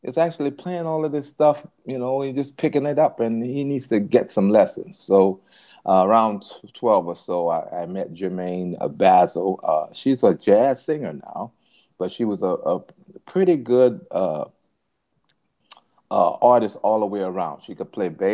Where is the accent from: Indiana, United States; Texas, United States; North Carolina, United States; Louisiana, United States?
Louisiana, United States; New Orleans; I was born in New Orleans